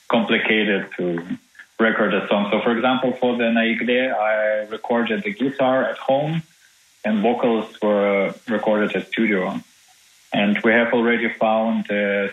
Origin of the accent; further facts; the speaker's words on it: Minsk, Belarus; now in Germany; from Minsk, from my hometown, home city.